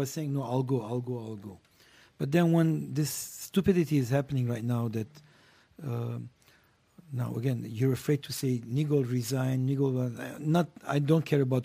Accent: Lebanon; I was born in Lebanon. So I'm a Lebanese Armenian.

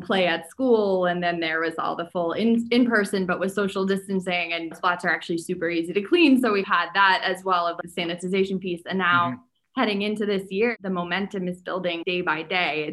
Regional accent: New Hampshire, United States; I grew up in New Hampshire

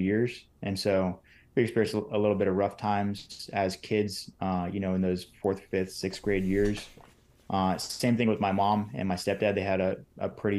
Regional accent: Northern California, United States; also born or lived in Bay Area, California / San Diego, California; born out in the Bay Area, moved into the Valley just about an hour east of the Bay Area, raised in Northern California

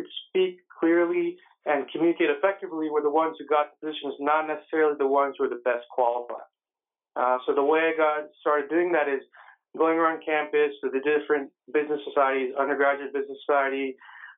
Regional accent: San Jose, California, United States; I actually grew up in the Bay Area, San Jose, California.

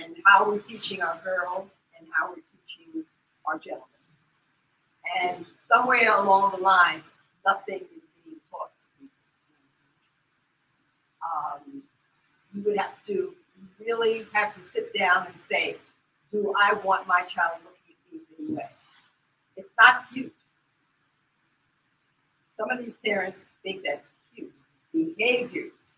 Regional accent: New York, United States; I'm from New York

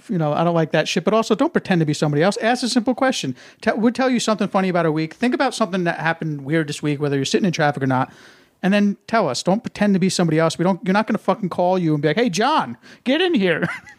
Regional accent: New Jersey, United States; moved away as an adult; also born or lived in West Virginia / New York City; born and raised in New Jersey.

